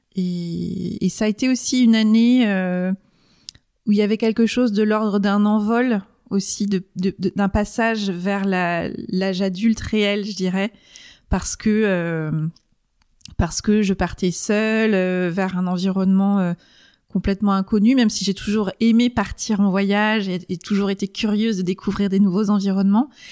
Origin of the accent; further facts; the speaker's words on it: Rennes, Brittany, France; moved away as an adult; also born or lived in Angers; je suis née à Rennes, j'ai vécu à Rennes pendant 20 ans